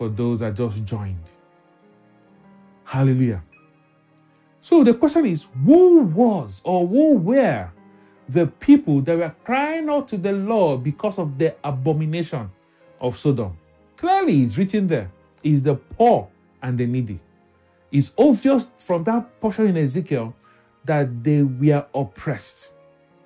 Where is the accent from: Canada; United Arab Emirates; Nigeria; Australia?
Nigeria; Lagos; Growing up in Lagos